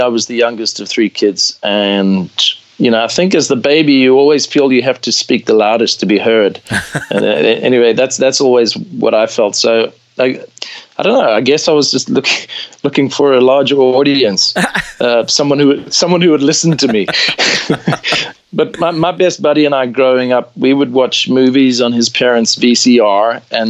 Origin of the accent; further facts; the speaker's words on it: South Africa; I identify as a South African, as an African, mm-hmm. and I'm very proud of that.